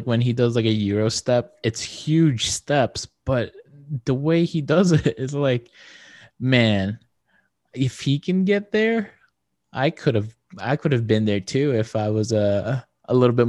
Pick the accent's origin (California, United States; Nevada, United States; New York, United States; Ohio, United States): Nevada, United States; Las Vegas; I'm from Vegas